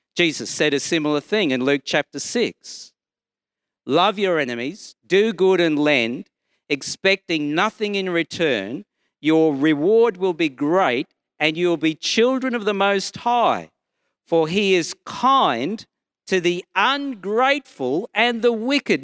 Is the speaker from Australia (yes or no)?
yes; Brisbane, Queensland, Australia; I'm from Brisbane and I'm a Baptist minister